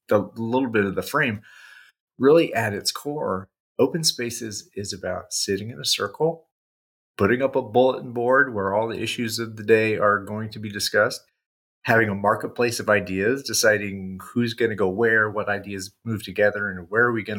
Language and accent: English; Indiana, United States; also born or lived in Bowling Green, Ohio; I grew up in the Midwest, U.S., Indiana.